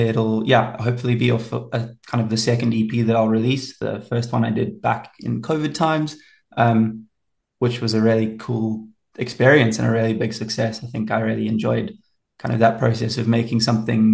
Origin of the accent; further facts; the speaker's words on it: Pietermaritzburg, KwaZulu-Natal, South Africa; also born or lived in England; now in Pretoria, South Africa; I grew up down in KZN in Pietermaritzburg, which is a really cool little town